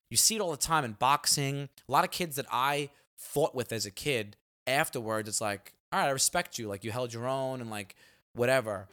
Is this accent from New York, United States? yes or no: yes; New York City, New York, United States; growing up in Staten Island